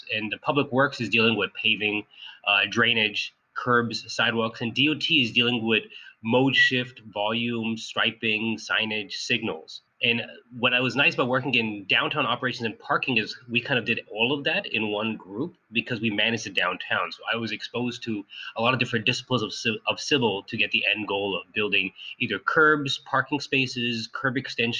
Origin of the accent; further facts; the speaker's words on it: Sunnyvale, California, United States; also born or lived in Cupertino; So I grew up in Sunnyvale in Cupertino, and I've always been interested in like how the cities work.